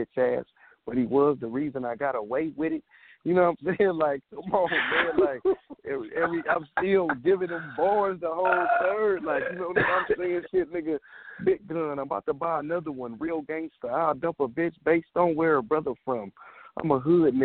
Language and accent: English; Compton, California, United States; I'm from Compton